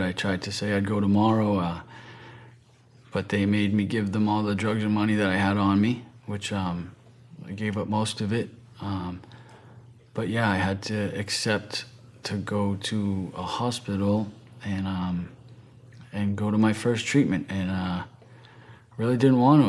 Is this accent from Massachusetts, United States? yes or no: yes; right outside of Boston, Massachusetts, United States; I'm from the East Coast, from Massachusetts, right outside of Boston. Very, uh, very competitive where I'm from